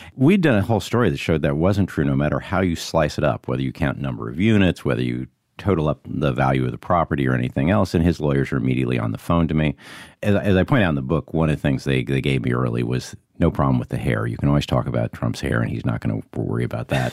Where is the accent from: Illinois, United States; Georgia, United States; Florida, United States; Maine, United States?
Illinois, United States; Monticello; the streets of Monticello, Illinois. Parents were conservative, veterans. And when you're growing up in Illinois in the nineteen sixties